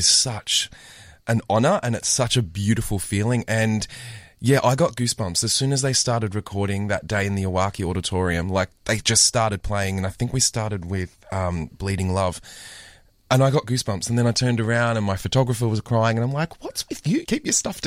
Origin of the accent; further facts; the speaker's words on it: Melbourne, Victoria, Australia; my hometown orchestra